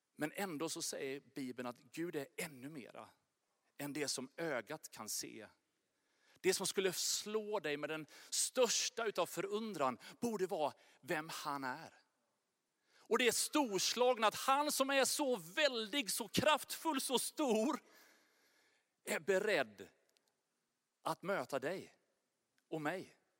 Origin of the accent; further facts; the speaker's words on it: Sweden; jag är verkligen svensk